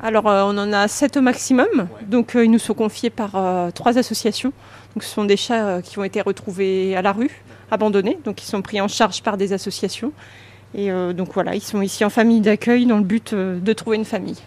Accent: Le Mans, Pays de la Loire, France; je suis native du Mans

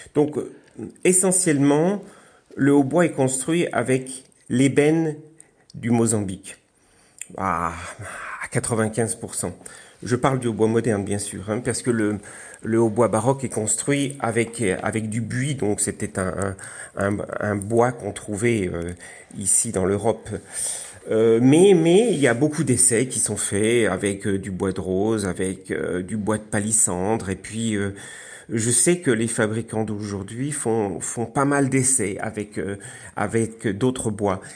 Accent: Alsace, Grand Est, France; je suis alsacien

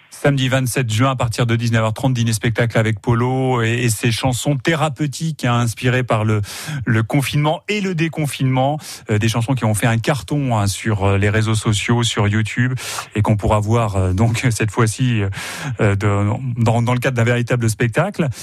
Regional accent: Sarthe, Pays de la Loire, France; chez nous en Sarthe

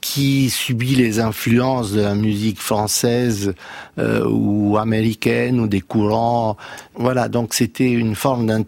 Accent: Romania; born there; moi j'ai un passé différent parce que je suis né dans la Roumanie communiste et le jazz était interdit.

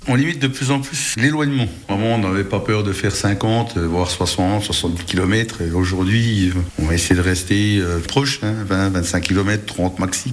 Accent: Bourgogne-Franche-Comté, France; chez nous dans le Nord-Franche-Comté

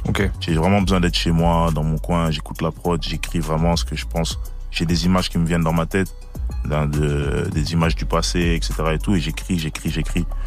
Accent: Liège, Wallonia, Belgium; je suis de Belgique à Liège

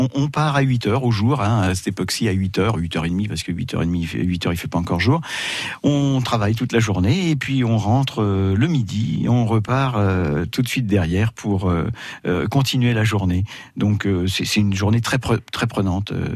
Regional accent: Saint-Père, Bourgogne-Franche-Comté, France; born or raised there; also born or lived in Paris

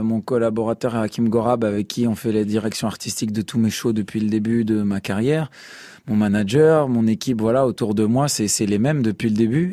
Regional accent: Strasbourg, Grand Est, France; Moi aussi, je viens de Strasbourg comme vous

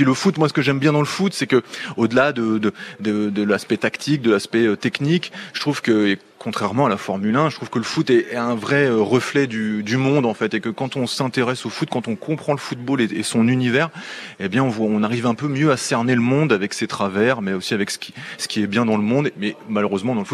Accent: Sacy-le-Grand, Hauts-de-France, France; moved away as an adult; also born or lived in Amiens; je suis même originaire d'un petit village qui s'appelle sacy grand et qui est un village qui est très connu dans le coin puisqu'il y avait une boîte de nuit.

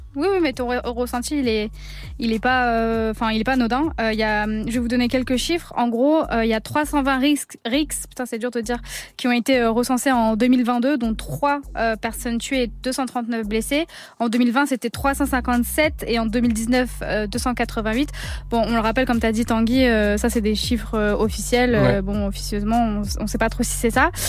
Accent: Villiers-sur-Marne, Île-de-France, France; de base, je suis de, enfin, je suis de Villiers-sur-Marne

